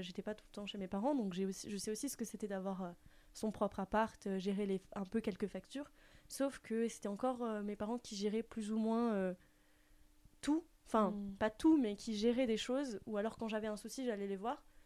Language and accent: French; Strasbourg, Grand Est, France; moved away as an adult; now in Mulhouse, France; j'ai 22 ans, je viens de Strasbourg